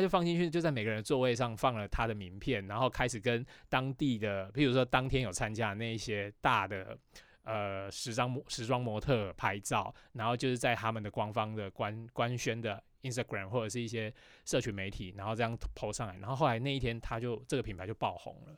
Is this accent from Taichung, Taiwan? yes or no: yes; Taichung, Taiwan; 我是台中人嘛